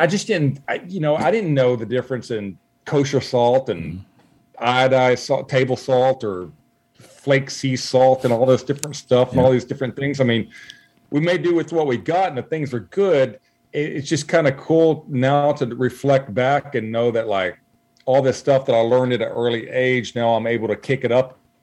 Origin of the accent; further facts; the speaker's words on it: Zephyr, Texas, United States; now in Houston, United States; growing up in Zephyr, Texas, we went hunting and fishing and trapping